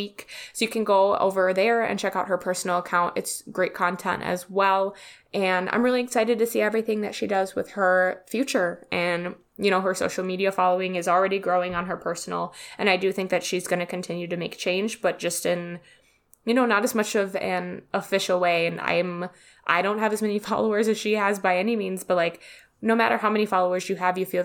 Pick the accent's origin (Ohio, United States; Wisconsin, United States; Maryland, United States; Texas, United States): Wisconsin, United States; accent: Wisconsin; I'm from Wisconsin and I have such a disgusting Wisconsin accent.